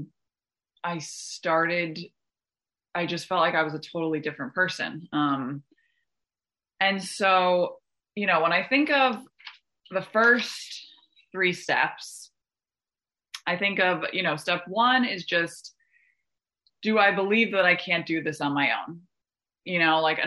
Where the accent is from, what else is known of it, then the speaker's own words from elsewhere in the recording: Westchester, New York, United States; I'm from Westchester, that's where I came into program, in New York